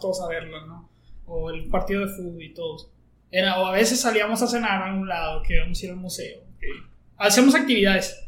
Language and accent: Spanish; Monclova, Coahuila, Mexico; yo soy de Monclova